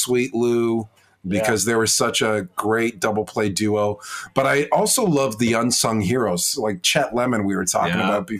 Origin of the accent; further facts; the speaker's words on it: Strathroy, Ontario, Canada; my hometown of Strathroy